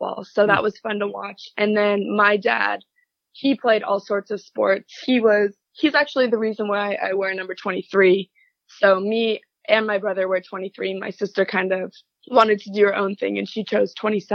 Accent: Garden Grove, California, United States; I am from Garden Grove, California, which is Southern California

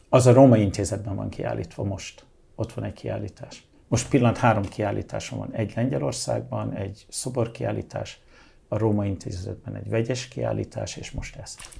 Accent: Hungary; moved away as an adult; also born or lived in London, United Kingdom / Budapest / Balaton / New York, United States; én Angliában születtem, Magyarországra, mint egy kis angol migráns érkezem, annak ellenére, hogy magyar vagyok, ugye, de én Angliában születtem, úgyhogy angol is. Innen 15 év után diszidálok

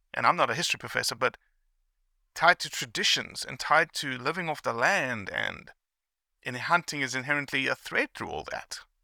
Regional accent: South Africa; I grew up in South Africa

